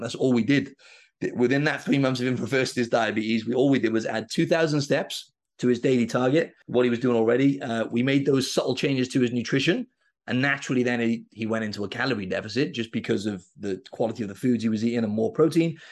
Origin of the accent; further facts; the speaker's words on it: Wales, United Kingdom; I'm from Wales in the U K, and rugby is, like, our number one sport.